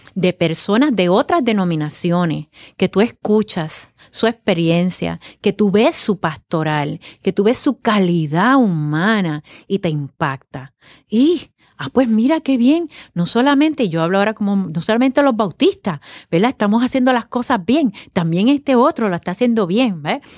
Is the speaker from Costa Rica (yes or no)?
no; Puerto Rico